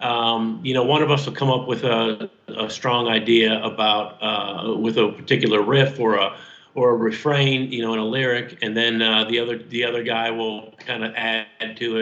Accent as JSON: {"language": "English", "town": "Detroit", "region": "Michigan", "country": "United States", "tie": "born or raised there", "moved": "yes", "lives_now": "Louisville, United States", "said": "I grew up in Detroit"}